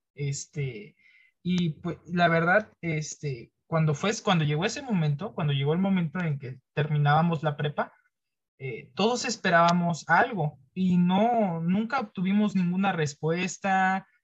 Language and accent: Spanish; Mexico; moved away; yo soy de otro estado, en este caso no soy de la Ciudad de México